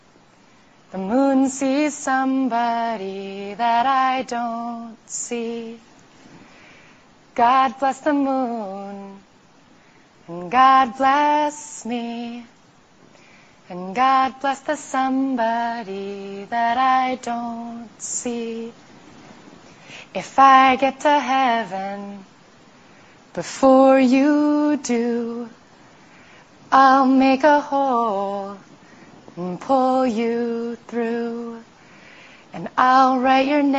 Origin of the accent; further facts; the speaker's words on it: New York City, New York, United States; I grew up in New York City